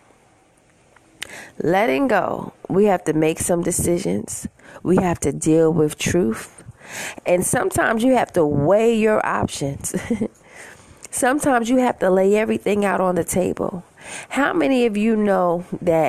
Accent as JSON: {"language": "English", "town": "New York City", "region": "New York", "country": "United States", "said": "I'm from Queens, New York"}